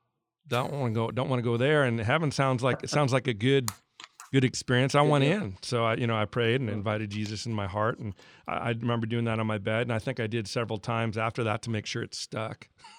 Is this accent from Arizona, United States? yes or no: yes; Scottsdale, Arizona, United States; Plus the Bible church I grew up in Scottsdale was a real teaching church.